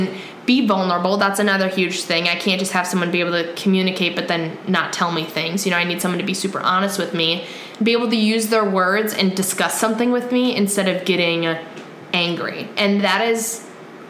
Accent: Wisconsin, United States; we're from Wisconsin

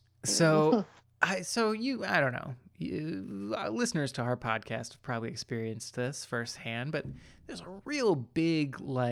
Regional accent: Hyattsville, Maryland, United States; So my station for like a year of this was at this one intersection in the town that I grew up in. Should I say the town? I feel like I could say it. It doesn't matter.

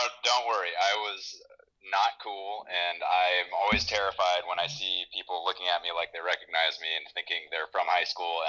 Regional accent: Woodinville, Washington, United States; also born or lived in Texas; We moved to the Seattle area, to Woodinville, when I was in kindergarten from Texas.

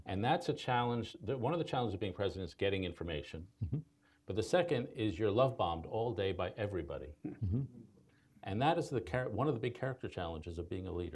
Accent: New York, United States; also born or lived in Chicago; I'm a New Yorker

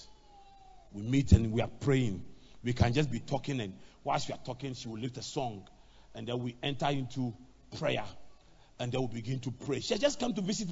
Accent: Accra, Greater Accra, Ghana; I grew up in Adabraka

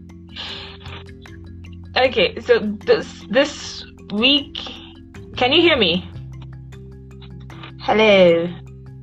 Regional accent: Nigeria; I'm a Nigerian, a proud one

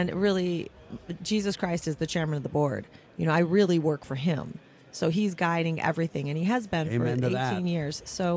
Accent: Midwest, United States; now in Las Vegas, United States; I'm from the Midwest

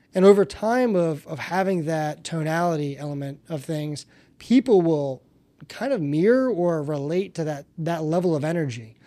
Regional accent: Northeast, United States; now in South Florida, United States; I'm from the Northeast

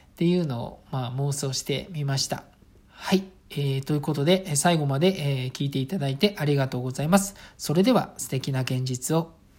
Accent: Saitama, Japan; ちなみに私は埼玉県の、あの、まあ、本当に、えっ、ー、と、田舎町の出身です

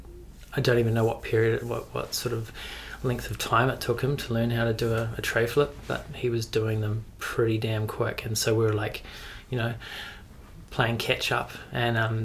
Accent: Mount Maunganui, Bay of Plenty, New Zealand; also born or lived in Omokoroa; I'm from Mount Maunganui originally. Western Bay of Plenty, Omokoroa and Mount Maunganui, because my parents were separated when I was younger

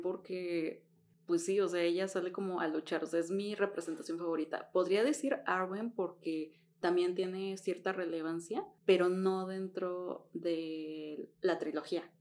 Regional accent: Mexico; como latina, como latina mexicana

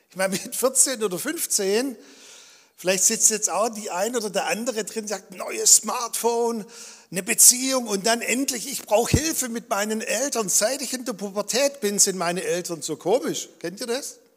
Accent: Balingen, Baden-Württemberg, Germany; born there; Und er war auch in Balingen in der Gemeinde, wo ich geboren bin. Und ich war eigentlich schon als Kind immer im Gottesdienst.

